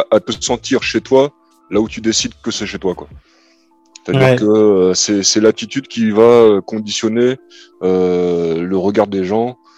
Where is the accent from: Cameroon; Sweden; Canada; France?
Cameroon; qui suis revenu humblement en tant que Camerounais, parce que je suis Camerounais, mais ouais, du coup, quand tu reviens au Cameroun